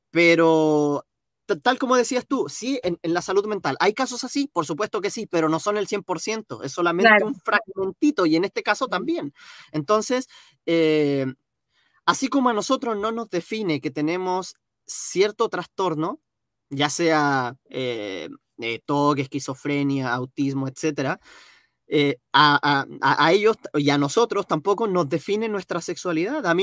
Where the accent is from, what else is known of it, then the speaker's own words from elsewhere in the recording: Chile; No, a ver, yo soy chileno, yo soy moreno, yo soy eh, creyente